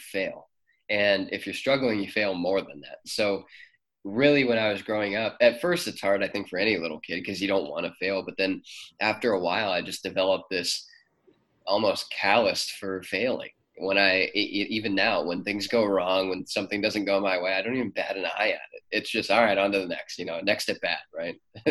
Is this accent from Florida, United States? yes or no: no; Cleveland, Ohio, United States; also born or lived in Mansfield, Ohio; we moved up to Cleveland when I was 6 or 7 years old. So most of my childhood was spent in Cleveland